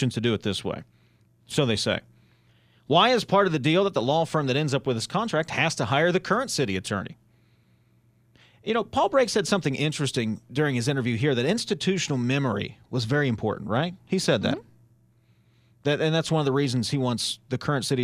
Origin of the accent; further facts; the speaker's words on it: East Bank, West Virginia, United States; I went to East Bank. I went to DuPont